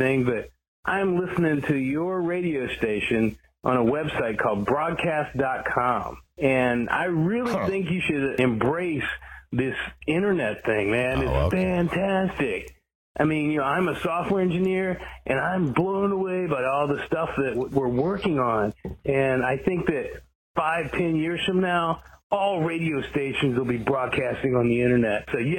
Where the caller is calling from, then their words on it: Washington, District of Columbia, United States; I'm actually calling from Washington, D.C.